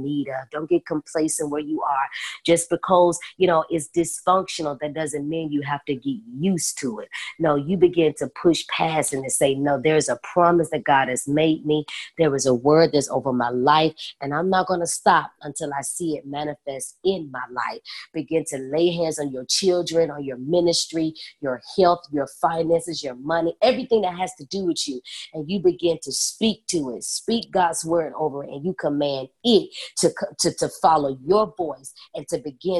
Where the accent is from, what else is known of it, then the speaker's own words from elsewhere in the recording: Memphis, Tennessee, United States; moved away as an adult; now in Atlanta, United States; I'm from Memphis. And I'm now in Atlanta, Georgia